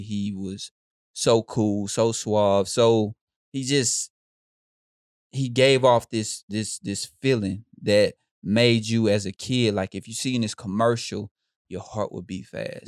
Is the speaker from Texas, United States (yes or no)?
yes; Houston, Texas, United States; I grew up in Houston